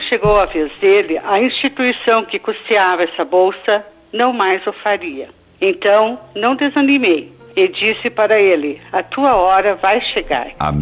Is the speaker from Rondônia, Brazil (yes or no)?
no; Mafra, Santa Catarina, Brazil; sou de Mafra, Santa Catarina